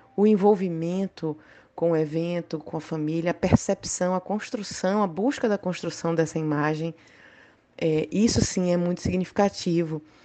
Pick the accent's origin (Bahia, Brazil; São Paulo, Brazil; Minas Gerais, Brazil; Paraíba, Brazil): Bahia, Brazil; Salvador; eu sou de Salvador